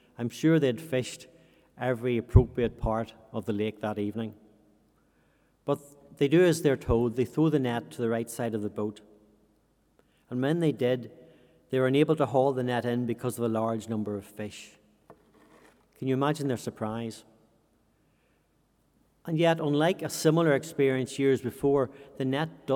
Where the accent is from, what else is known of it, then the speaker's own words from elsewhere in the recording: Fermanagh, Northern Ireland, United Kingdom; also born or lived in Uganda; I grew up in Fermanagh beside a lake.